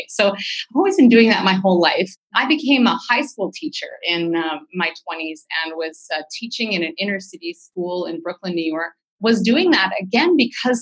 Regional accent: Vancouver, British Columbia, Canada; I'm from Vancouver

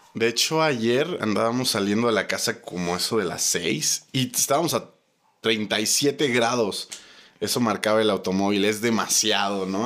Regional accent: Mexico; si somos mexicanos

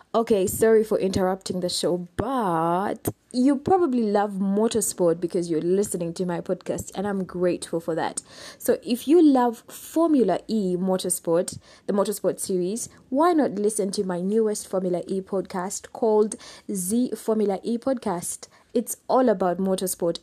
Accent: Kampala, Central Region, Uganda; I am from Uganda, I'm from Kampala, Uganda

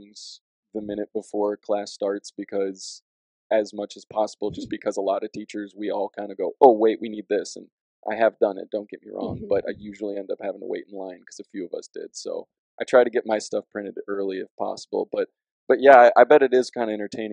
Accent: Dubuque, Iowa, United States; also born or lived in Rockford, Illinois; now in Cedar Falls, United States; I'm originally from Dubuque, Iowa

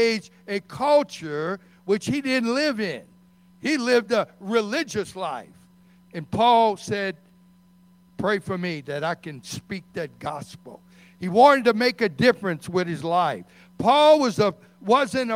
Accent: Metairie, Louisiana, United States; we grew up in Metairie

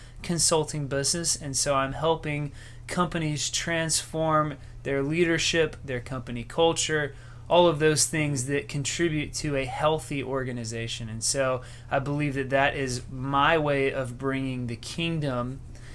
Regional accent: Greenville, South Carolina, United States; born or raised there; moved away as an adult; now in West Palm Beach, United States

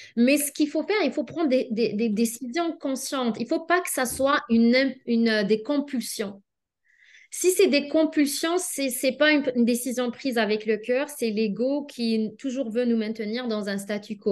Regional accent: Algeria; moved away as an adult; also born or lived in Lyon, France; now in Canada; je suis née en Algérie, puis j'ai étudié en Algérie la pharmacie

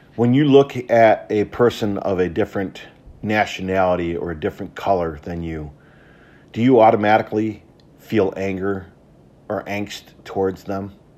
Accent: Traverse City, Michigan, United States; I grew up in Traverse City, Michigan in the nineteen seventies and eighties.

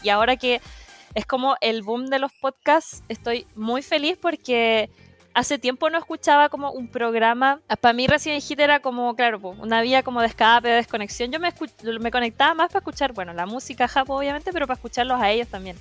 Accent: Concepción, Biobío, Chile; nací en Concepción, en la gran ciudad de Concepción

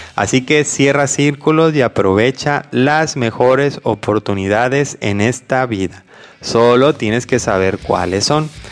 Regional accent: Mexico; primero yo soy de México, soy mexicano

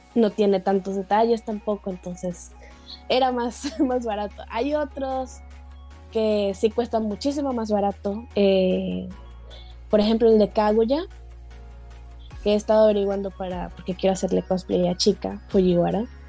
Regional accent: Valencia, Carabobo, Venezuela; moved away; Valencia, que es de donde yo soy

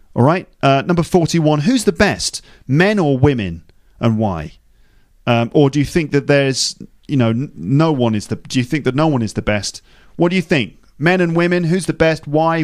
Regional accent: England, United Kingdom; I'm too white, I'm too English

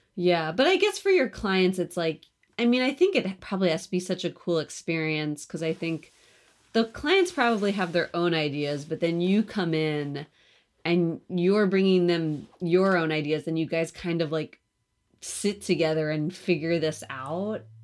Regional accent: outside of Philadelphia, Pennsylvania, United States; moved away; also born or lived in New York; I grew up outside of Philly

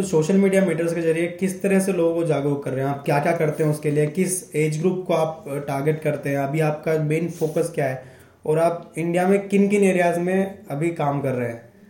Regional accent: Indore, Madhya Pradesh, India; अगर जैसे मैं इंदौर से हूँ

